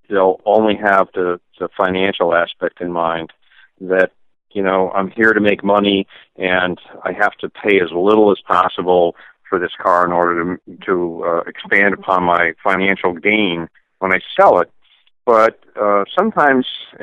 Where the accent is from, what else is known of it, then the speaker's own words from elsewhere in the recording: Glastonbury, Connecticut, United States; I was born in Glastonbury, Connecticut, to a car nut